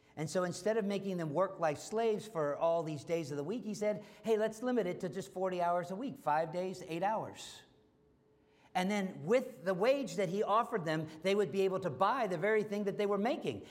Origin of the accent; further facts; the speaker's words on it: United States; being an American